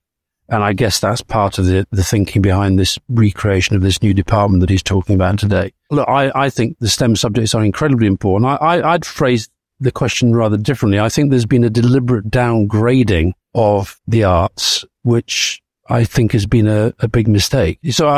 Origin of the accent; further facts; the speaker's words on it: United Kingdom; And this is about us as British people losing our rights.